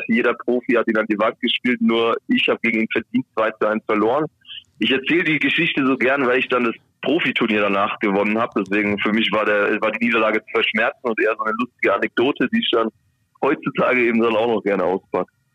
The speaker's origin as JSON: {"language": "German", "town": "Helmbrechts", "region": "Bavaria", "country": "Germany", "tie": "born or raised there", "also_born_or_lived": "Bayreuth", "moved": "yes", "lives_now": "Bremen, Germany", "said": "ich komme auch nicht ganz um die Ecke hier aus Bremen, sondern ich bin ähm, komme aus Franken und zwar geboren in Bayreuth, ähm, gebürt oder äh, gelebt in Helmbrecht"}